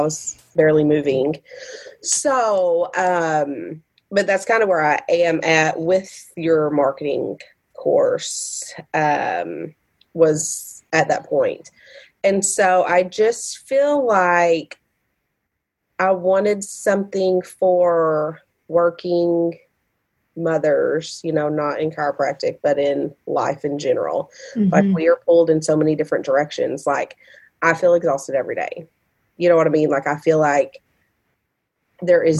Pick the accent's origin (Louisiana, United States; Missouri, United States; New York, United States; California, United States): Missouri, United States; Sikeston; my hometown, Sykeson